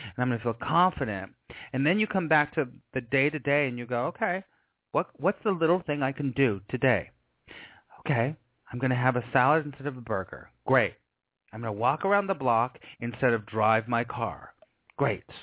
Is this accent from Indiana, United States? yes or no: no; Los Angeles, California, United States; I grew up in Los Angeles and I was an actor for years